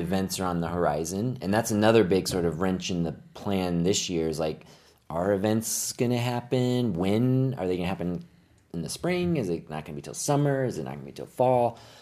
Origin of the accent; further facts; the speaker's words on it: Phoenix, Arizona, United States; moved away; I grew up here in the Phoenix area